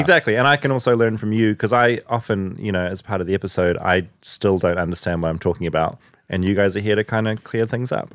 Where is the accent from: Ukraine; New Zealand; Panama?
New Zealand; moved away as an adult; now in United States; me being a New Zealander in America